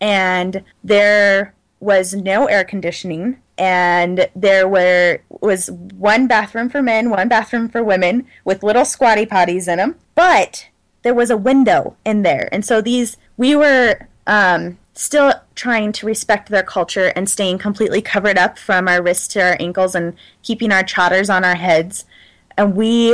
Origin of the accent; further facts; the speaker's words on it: United States; as an American